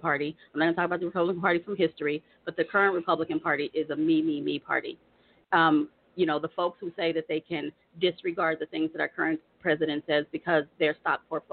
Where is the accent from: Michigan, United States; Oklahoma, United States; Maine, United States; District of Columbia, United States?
Oklahoma, United States; Tulsa; also born or lived in Virginia; I was born in Virginia, but I was raised in the Oklahoma City area.